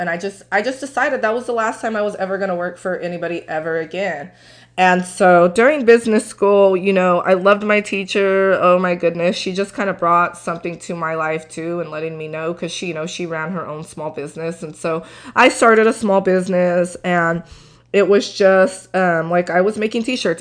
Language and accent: English; Tulare County, California, United States; also born or lived in Torrance, California / Cameron, Texas; I grew up in Tulare County